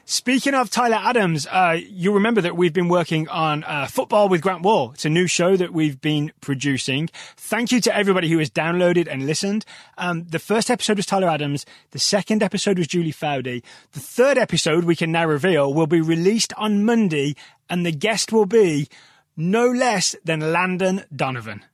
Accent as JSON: {"language": "English", "area": "Black Country", "region": "West Midlands", "country": "United Kingdom", "accent": "Black Country", "moved": "yes", "said": "I'm from a whole different region known as the Black Country"}